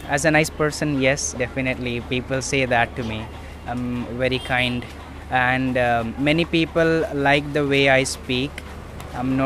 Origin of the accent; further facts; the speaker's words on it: India; being born in India